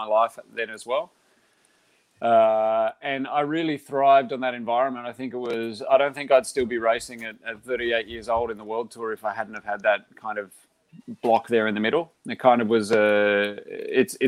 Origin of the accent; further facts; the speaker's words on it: Australia; moved away as an adult; now in Girona, Spain; I'm from Australia.